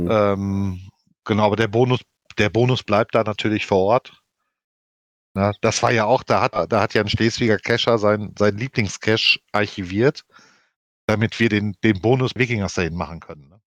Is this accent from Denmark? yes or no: yes; Denmark; born there; Ja, was sie aber nicht wussten, dass ich gebürtige Dänin bin, denen habe ich auf Dänisch die Meinung gegeigt.